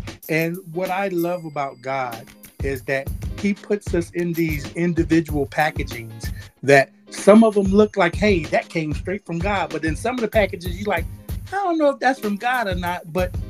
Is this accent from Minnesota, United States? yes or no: no; Houston, Texas, United States; I said, but I'm here from Houston.